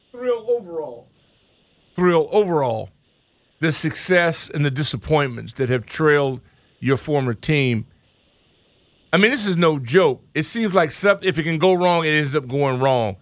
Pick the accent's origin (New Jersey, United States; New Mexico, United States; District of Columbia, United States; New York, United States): District of Columbia, United States; Washington; here in my hometown